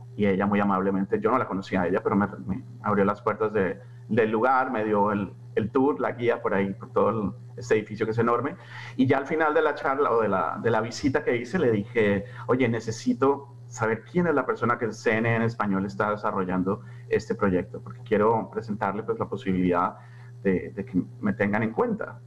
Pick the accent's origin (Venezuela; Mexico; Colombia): Colombia; en Colombia hablamos el mejor español